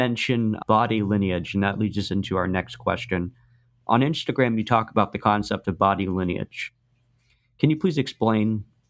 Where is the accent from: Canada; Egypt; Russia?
Russia; born there; we can use myself as an example. I was adopted from Russia.